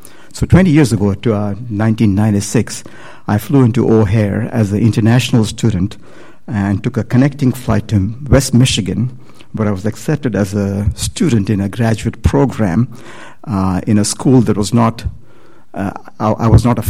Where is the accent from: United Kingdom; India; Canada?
India; moved away as an adult; I'm from India.